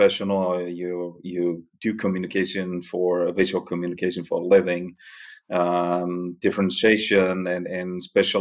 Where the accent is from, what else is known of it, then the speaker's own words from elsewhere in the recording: Denmark; accent: Danish; moved away as an adult; also born or lived in New York City, United States / Catskills, New York, United States; now in Val Trebbia, Italy; The accent is Danish. I'm from Denmark originally